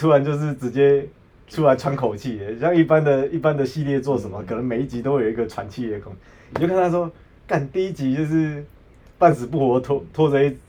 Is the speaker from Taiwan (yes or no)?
yes; Taiwan; 可是对老外来说说，可是是因为我们台湾人太少干架了。